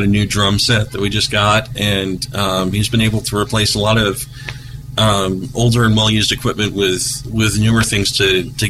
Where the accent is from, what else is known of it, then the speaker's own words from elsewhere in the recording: Jeffersonville, United States; I grew up down in Jeffersonville